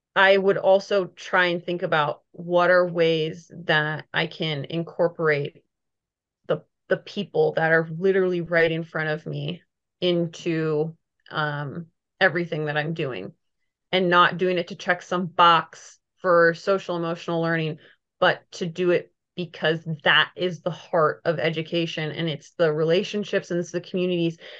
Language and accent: English; Minnesota, United States; moved away; also born or lived in Missouri; I grew up in Minnesota